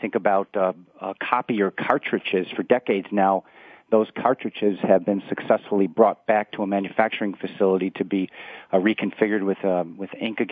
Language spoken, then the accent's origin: English; Chicago, Illinois, United States; here in Chicago, which is where I'm from as well